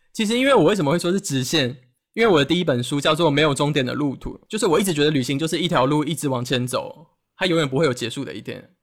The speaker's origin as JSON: {"language": "Chinese", "country": "Taiwan", "tie": "born or raised there", "said": "台湾对我来讲 就只是给我休息的地方"}